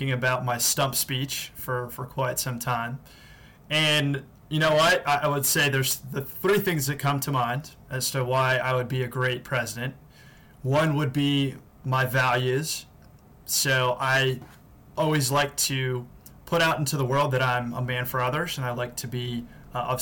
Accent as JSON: {"language": "English", "town": "Washington", "region": "District of Columbia", "country": "United States", "tie": "born or raised there", "said": "based back in my hometown of Washington, D.C."}